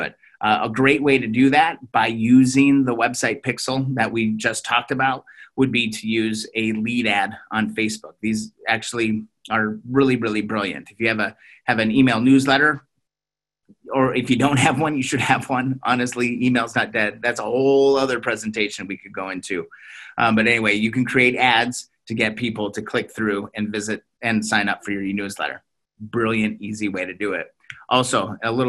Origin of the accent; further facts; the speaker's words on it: Minnesota, United States; I'm from Minnesota